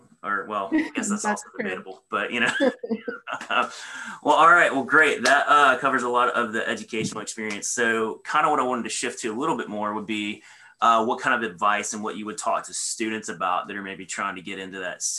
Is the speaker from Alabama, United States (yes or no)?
yes; Alabama, United States; I'm originally from Alabama